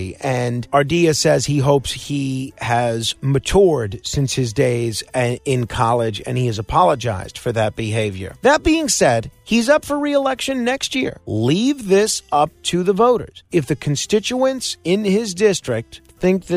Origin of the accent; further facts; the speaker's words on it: New York, United States; As a New Yorker